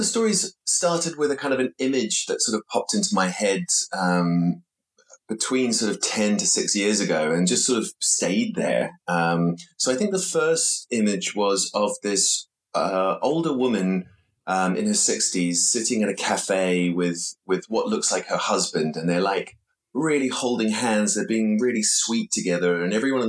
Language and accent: English; London, United Kingdom; born there; I was born in London, but I didn't live here, I sort of had the experience of both, you know, feeling like a born Londoner